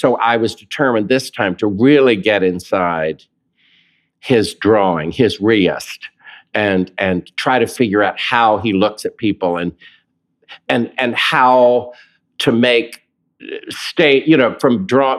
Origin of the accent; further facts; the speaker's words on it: the American South, United States; accent: Southern; my Southern accent